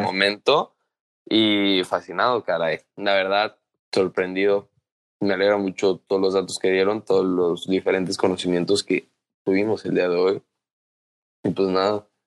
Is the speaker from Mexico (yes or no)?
yes; Mexico; como mexicanos